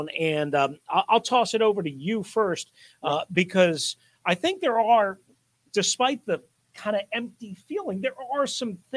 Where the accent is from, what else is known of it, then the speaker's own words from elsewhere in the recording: New York, United States; I'm from New York, and I don't even have a great New York accent anymore. I've lived too many damn places for too long.